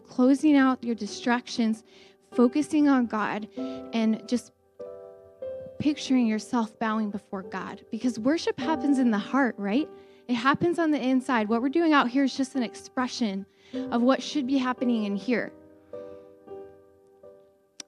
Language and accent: English; United States; we're American